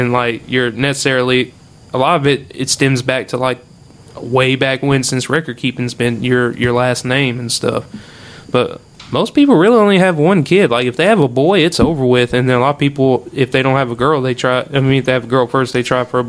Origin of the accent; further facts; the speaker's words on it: Oakdale, Louisiana, United States; growing up in Oakdale and being, you know, a part of all that bullshit that happens in high school